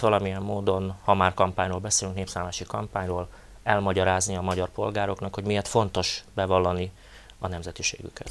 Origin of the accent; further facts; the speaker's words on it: Felvidék, Slovakia; száz év óta élünk kisebbségben, és ez alatt a száz év alatt gyakorlatilag megfe- megfeleződött a felvidéki magyarság lélekszáma